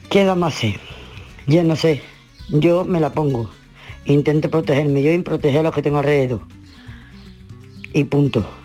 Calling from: Huelva, Andalusia, Spain; de Huerva.

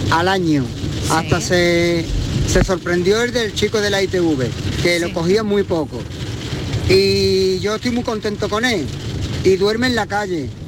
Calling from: Málaga, Andalusia, Spain; Buenas tardes, Marilo y compañía. … de Málaga.

